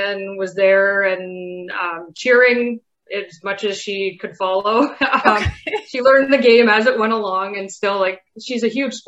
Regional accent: Pickering, Ontario, Canada; also born or lived in United States; I grew up in Pickering

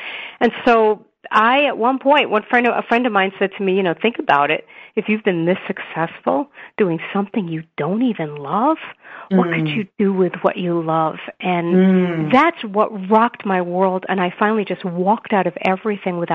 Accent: New York City, New York, United States; now in Denver, United States; I grew up in Brooklyn, New York to an Orthodox Jewish family

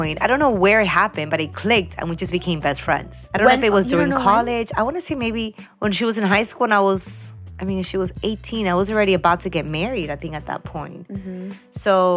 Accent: Peru; now in Miami, United States; I was born in Peru

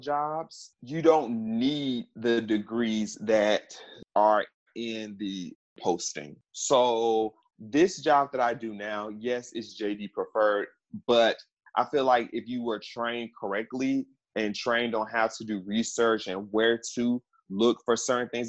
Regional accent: Memphis, Tennessee, United States; also born or lived in Washington, D.C. / Maryland; I had to come back home. I'm from Memphis.

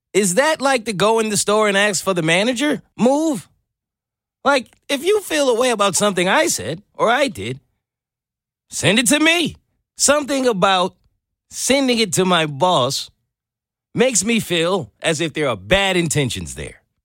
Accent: New York, United States; growing up as a kid in New York

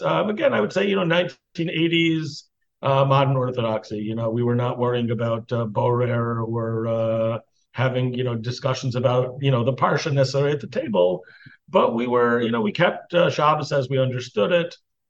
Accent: New York City, New York, United States; So I grew up in Queens, in Flushing, New York. And I grew up in a family. You know, my mother, I think, was, you know, was, I guess you'd say, 1940s, 1950s observant. You know, I mean, I think they kept a kosher home

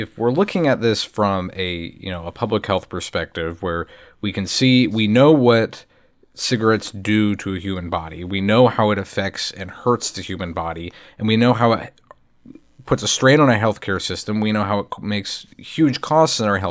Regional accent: North Carolina, United States; also born or lived in United Kingdom; my time growing up in North Carolina

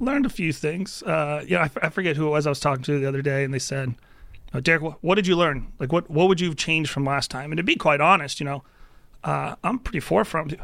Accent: Spotsylvania County, Virginia, United States; I'm from Spotsylvania County, that's my home district

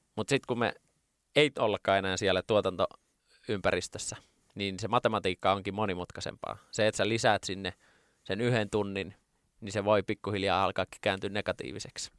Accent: Lahti, Päijät-Häme, Finland; Ylpeä juuristani, tulen Lahesta

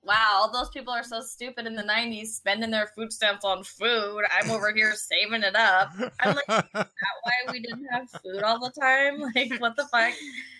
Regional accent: Hawaii, United States; moved away; I'm from Hawaii

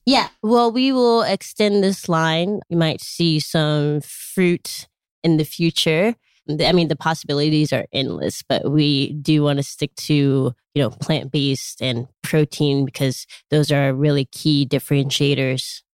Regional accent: Chicago, Illinois, United States; I grew up in Chicago, Illinois.

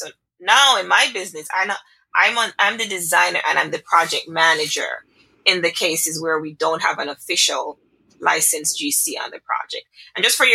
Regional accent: Jamaica; I am Jamaican. I am Jamaican

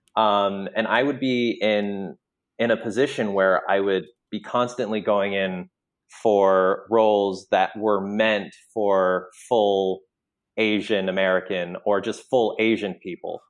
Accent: Canada; moved away; coming from Canada and then having, like, a mixed background

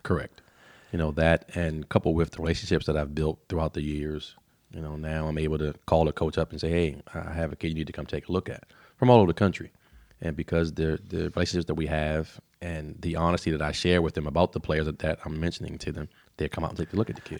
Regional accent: Baltimore, Maryland, United States; also born or lived in Dundalk, Maryland / Tennessee; I grew up in East Baltimore off of, uh, North Avenue in Rutland

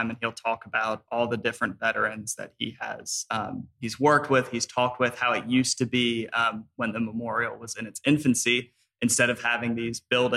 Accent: Pennsylvania, United States; now in Lynchburg, United States; I live in Lynchburg. I'm originally from Pennsylvania

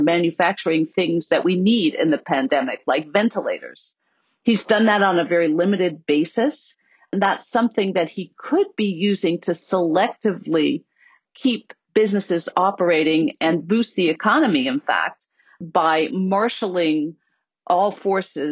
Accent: Pennsylvania, United States; my home state of Pennsylvania

